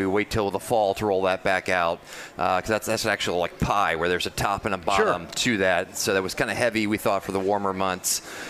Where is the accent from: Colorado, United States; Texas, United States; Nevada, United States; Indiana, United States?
Indiana, United States; Indianapolis; I grew up on the south side of Indianapolis.